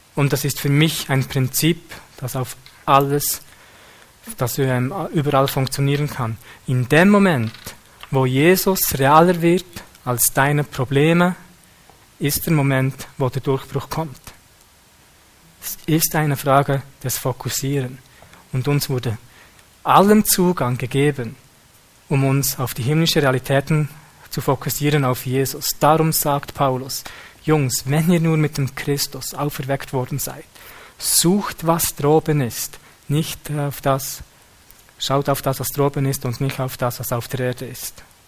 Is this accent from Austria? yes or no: no; Switzerland; wir als Schweizer